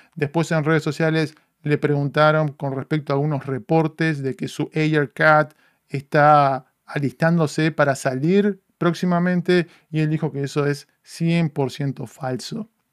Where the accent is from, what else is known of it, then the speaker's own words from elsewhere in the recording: Uruguay; now in Los Angeles, United States; me retrotrae a mi infancia, a crecer en Uruguay